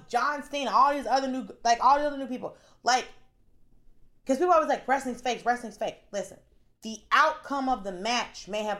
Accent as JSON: {"language": "English", "region": "the South", "country": "United States", "said": "I'm from the South. I'm a Christian."}